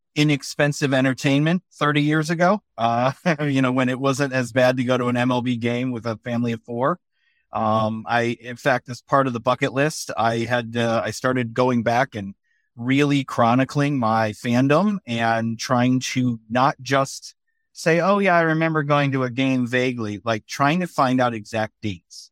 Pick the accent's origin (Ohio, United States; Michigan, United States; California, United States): Michigan, United States; west side of; now in Philadelphia area, United States; I grew up in Michigan, on the west side of Michigan